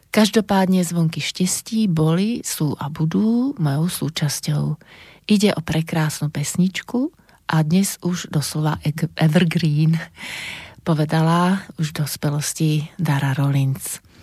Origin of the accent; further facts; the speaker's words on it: Banská Bystrica, Banská Bystrica Region, Slovakia; Narodila som sa v roku 1963 v Banskej Bystrici a to bolo Československo